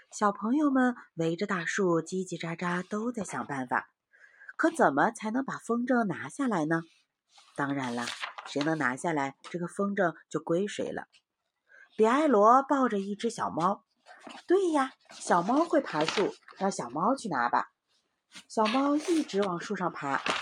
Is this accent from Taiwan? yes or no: no; Heilongjiang, China; 我们北方，我们黑龙江那儿